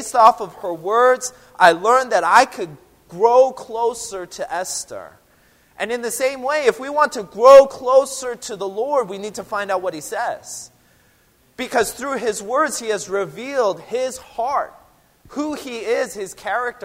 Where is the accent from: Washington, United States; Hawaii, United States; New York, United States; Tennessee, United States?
Washington, United States; Seattle; I'm from Seattle, but I didn't grow up drinking coffee.